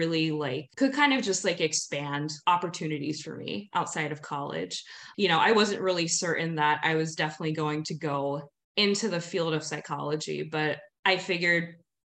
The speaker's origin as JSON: {"language": "English", "region": "New Jersey", "country": "United States", "tie": "born or raised there", "moved": "as an adult", "lives_now": "Seattle, United States", "said": "I grew up in South Jersey"}